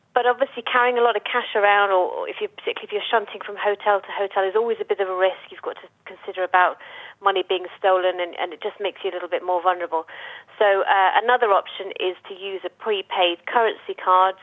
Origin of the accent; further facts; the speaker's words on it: United Kingdom; moved away as an adult; now in Dubai, United Arab Emirates; heading back to the UK, which is where I'm from